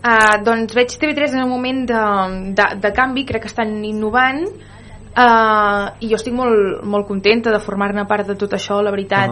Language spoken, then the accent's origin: Catalan; Vic, Osona, Catalonia, Spain; Jo vinc de Vic